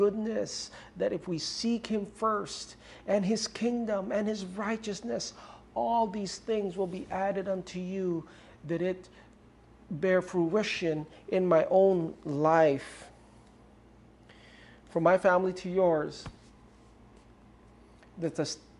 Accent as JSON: {"language": "English", "area": "Romblon", "region": "Mimaropa", "country": "Philippines", "tie": "born or raised there", "said": "I grew up in Ojongan Romblon, small island in the center of the Pacific Ocean with no running water at that time and no electricity."}